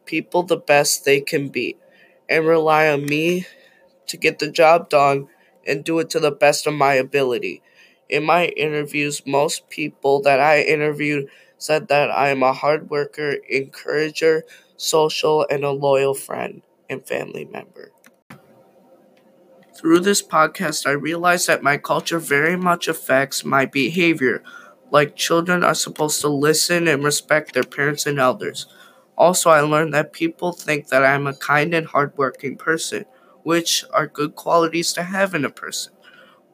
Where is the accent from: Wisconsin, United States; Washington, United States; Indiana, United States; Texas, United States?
Wisconsin, United States; now in Minnesota, United States; I was born in Wisconsin, and I currently live in Minnesota.